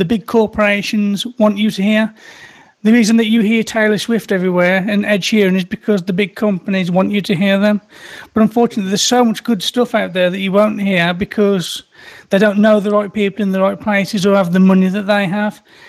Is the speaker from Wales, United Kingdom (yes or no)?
no; Birmingham, West Midlands, United Kingdom; I'm from the UK here, Birmingham, UK